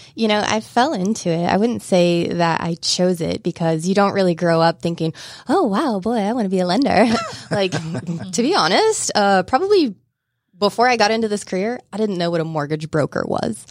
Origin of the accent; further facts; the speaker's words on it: Southeast Kansas, United States; moved away as an adult; now in Atlanta, United States; Grew up in Southeast Kansas